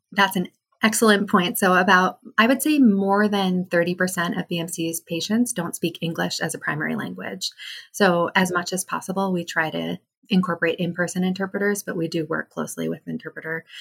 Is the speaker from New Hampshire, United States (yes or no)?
yes; New Hampshire, United States; I grew up in New Hampshire